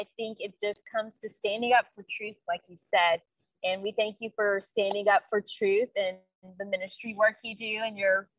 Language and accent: English; Wichita Falls, Texas, United States; Wichita Falls, Texas, which is my birthplace.